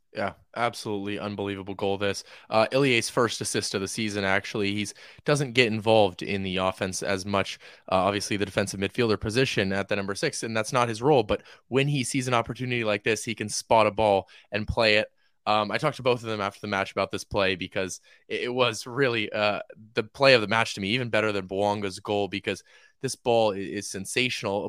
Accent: Oakland, California, United States; now in Los Angeles, United States; I'm from Oakland

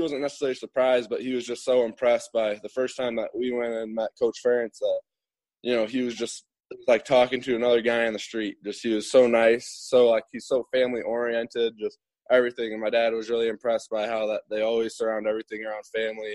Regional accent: Winnebago, Illinois, United States; also born or lived in Byron; when I lived in Winnebago, which is just 15 minutes away from Myron.

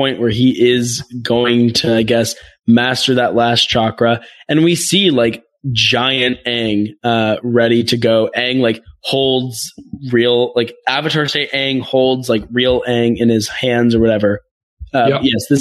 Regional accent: United States; I feel like I have Simone Biles pride as an American

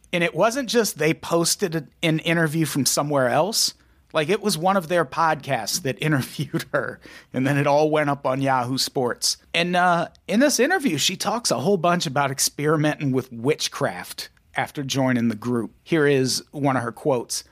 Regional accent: Midwest, United States; I grew up in the Midwest

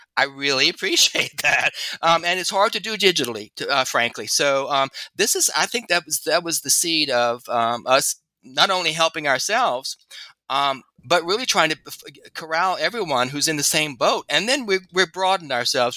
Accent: Louisiana, United States; my home state, Louisiana

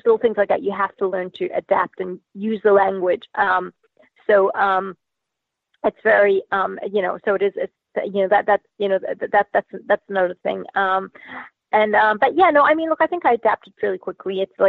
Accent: Zimbabwe; also born or lived in Australia; Initially from Zimbabwe in Africa via Australia.

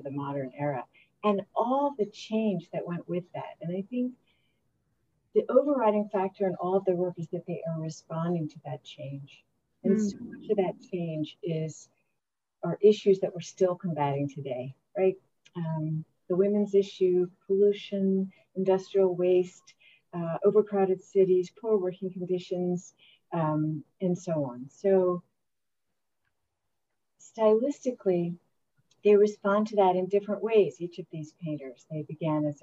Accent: Delaware, United States; I grew up in Delaware.

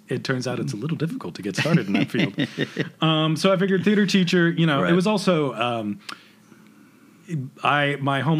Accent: Prescott, Arizona, United States; also born or lived in Phoenix, Arizona; I grew up in Arizona

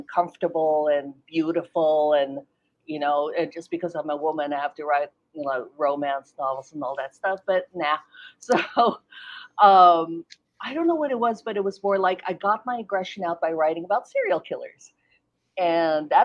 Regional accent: Philippines; now in United States; I was born in the Philippines, so when I moved here to the U.S.

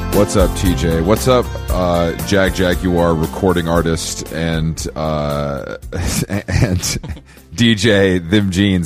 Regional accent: Atlanta, Georgia, United States; my hometown of Atlanta, Georgia

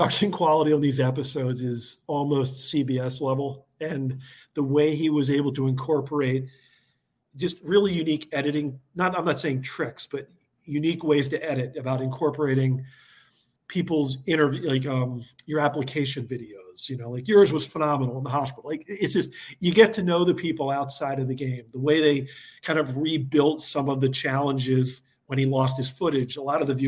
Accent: Philadelphia, Pennsylvania, United States; moved away as an adult; I grew up in Philly. You know, people talk Delco. I was another Delco person

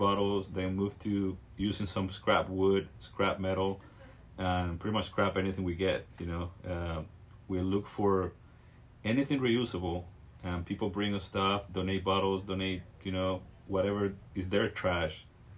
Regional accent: Venezuela; also born or lived in Virginia, United States / Washington, D.C., United States; now in Carlsbad, United States; I'm from Venezuela. Moved to the States in around 97 to the East Coast

